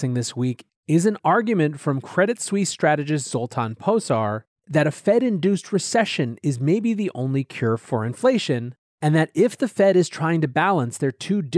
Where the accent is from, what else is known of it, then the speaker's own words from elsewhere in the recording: Hungary; growing up in Hungary, his common sense whispers